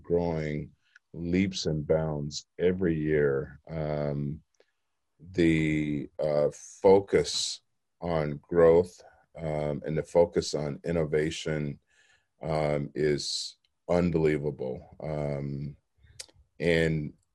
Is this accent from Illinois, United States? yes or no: yes; Chicago, Illinois, United States; I grew up in Chicago